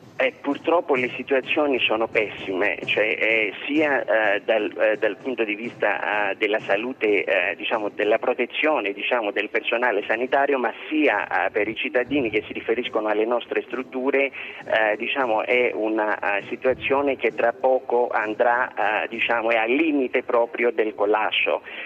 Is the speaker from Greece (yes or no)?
yes; Greece